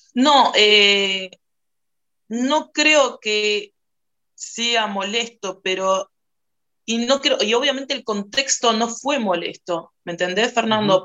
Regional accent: Uruguay; yo soy una mujer negra uruguaya

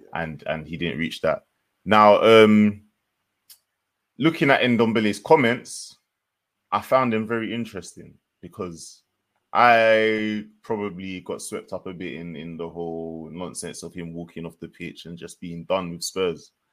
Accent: Jamaica; as a Jamaican

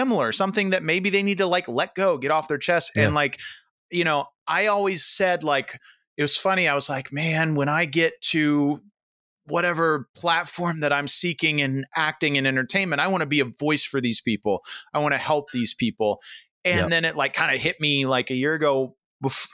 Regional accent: Central Florida, United States; moved away; I grew up in Central Florida, so I grew up in the South

